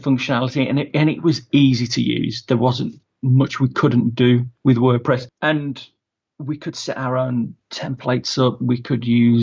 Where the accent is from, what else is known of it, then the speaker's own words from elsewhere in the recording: Wolverhampton, West Midlands, United Kingdom; I'm from Wolverhampton, sunny Wolverhampton, the heart of the Black Country